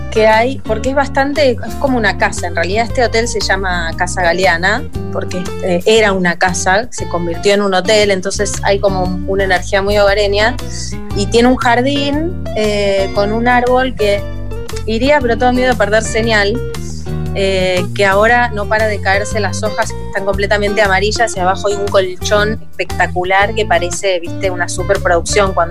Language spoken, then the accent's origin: Spanish; Córdoba, Argentina; born there; also born or lived in Buenos Aires; En realidad yo nací en Córdoba, mis padres son cordobeses. Eh, y mi mamá es la única que quedó en Buenos Aires, porque es ahí donde vivimos por última vez todos juntos.